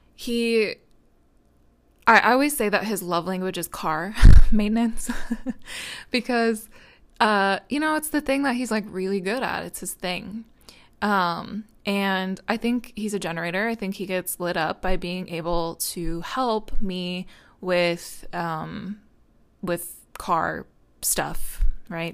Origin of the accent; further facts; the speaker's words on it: United States; I'm American